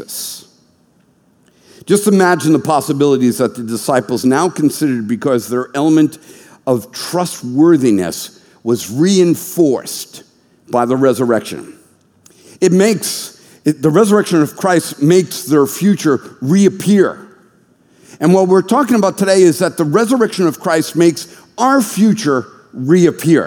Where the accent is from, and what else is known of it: United States